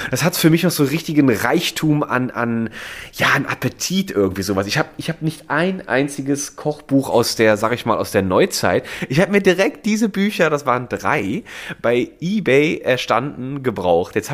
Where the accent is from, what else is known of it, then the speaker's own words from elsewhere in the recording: Mendig, Rhineland-Palatinate, Germany; es gab auch aus der Ecke, wo ich herkomme, in Mendig, das ist ein Vulkangebiet und da gibt es auch die Vulkaneifel ist ja dann